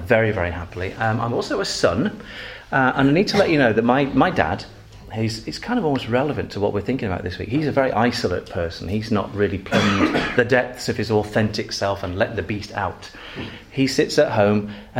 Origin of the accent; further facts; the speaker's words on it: Manchester, North West England, United Kingdom; also born or lived in Macclesfield; I'm a Mancunian, which means I'm from Macclesfield. Manchester.